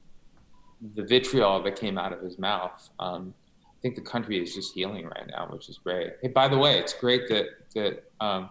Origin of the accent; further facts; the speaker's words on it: Palos Verdes, California, United States; also born or lived in Iran / Hermosa Beach; where I grew up in Southern California, the South Bay of Southern California